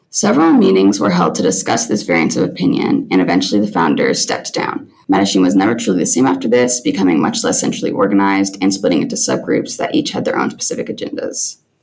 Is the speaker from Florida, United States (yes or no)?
no; Salina, Kansas, United States; I'm originally from Salina, Kansas.